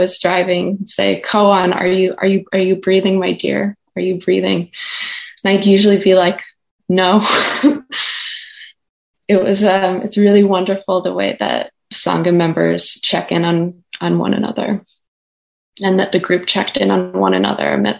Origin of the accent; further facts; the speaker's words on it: Minnesota, United States; moved away; my memory of growing up in Minnesota